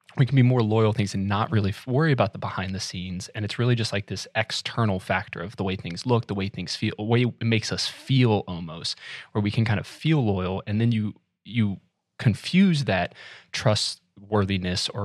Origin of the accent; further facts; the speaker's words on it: North Carolina, United States; I grew up in North Carolina